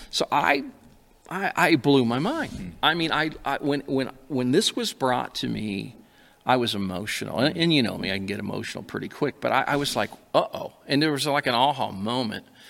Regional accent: Alaska, United States; born and raised in Alaska

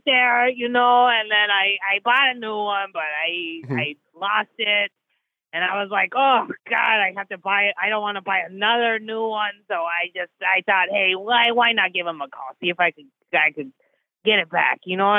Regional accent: Pasadena, California, United States; Yeah, I'm originally from Old Town Pasadena, you know.

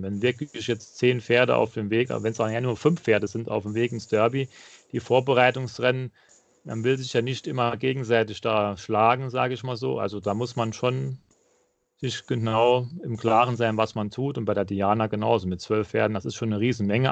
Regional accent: near Saarbrücken, Saarland, Germany; Ich komme aus der Nähe von Saarbrücken

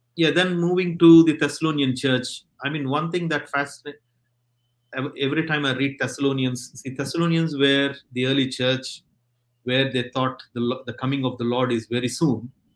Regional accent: India; now in Stockport, United Kingdom; I come from India

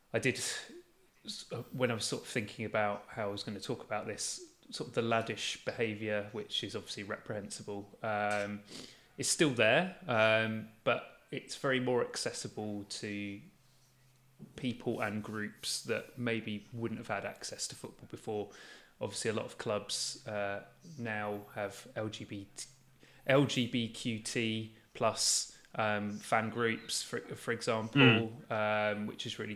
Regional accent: the South Coast, South East England, United Kingdom; I'm from the South Coast

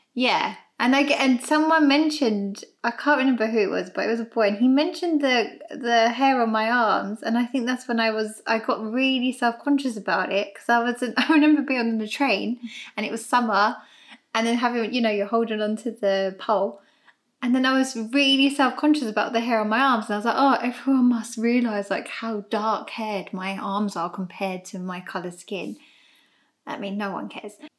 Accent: London, United Kingdom; both my mum and dad were born over here in England, and as were my sisters and I. And then we've grown up here ever since.

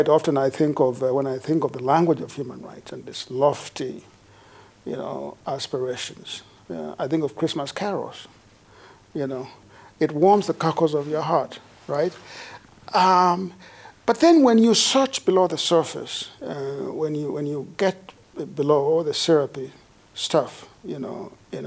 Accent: Kenya; now in United States; I was born in Kenya, although I've lived most of my life in the United States, where I have become a professional, an academic there

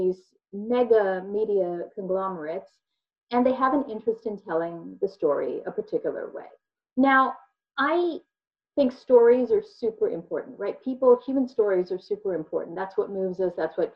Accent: Philadelphia, Pennsylvania, United States; I grew up in Philadelphia and Philadelphia suburbs

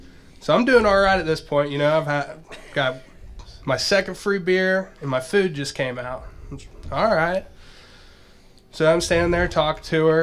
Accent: Texas, United States; I'm from Texas. I work in construction.

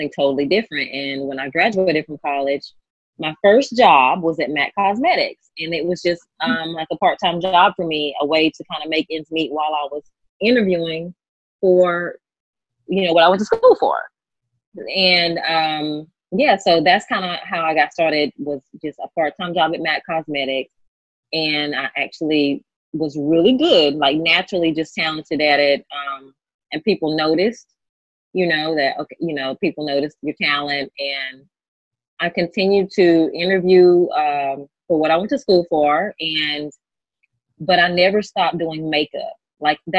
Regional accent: North Carolina, United States; now in Los Angeles, United States; I'm actually from North Carolina, a little small town in North Carolina where I'm from

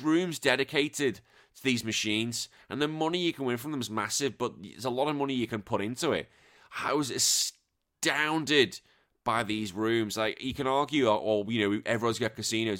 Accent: England, United Kingdom; being an Englishman

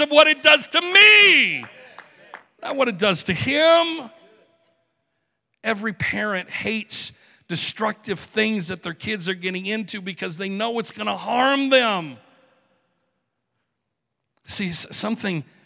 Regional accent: Michigan, United States; I'm a redneck from Michigan.

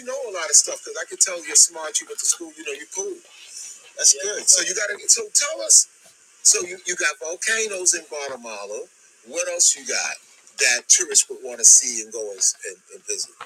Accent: New York City, New York, United States; I was born in Coney Island.

